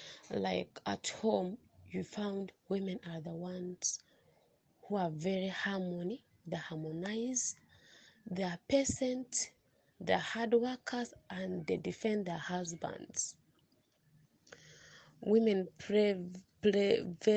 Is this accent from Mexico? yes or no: no; South Sudan; from South Sudan.